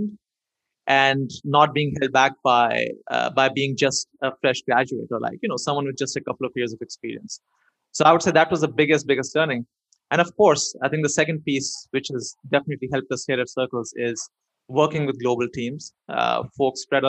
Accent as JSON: {"language": "English", "country": "India", "tie": "born or raised there", "moved": "yes", "said": "growing up in India"}